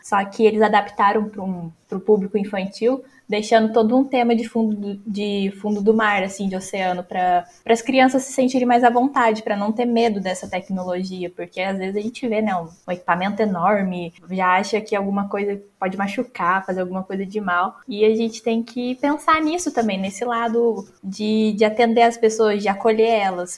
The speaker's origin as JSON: {"language": "Portuguese", "town": "Ouro Fino", "region": "Minas Gerais", "country": "Brazil", "tie": "born or raised there", "said": "eu sou natural de Ouro Fino, no sul de Minas"}